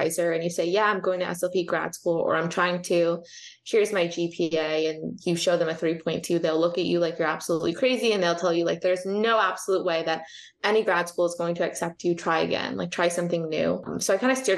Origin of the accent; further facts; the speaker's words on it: East Coast, United States; moved away as an adult; now in Southern California, United States; I am from the East Coast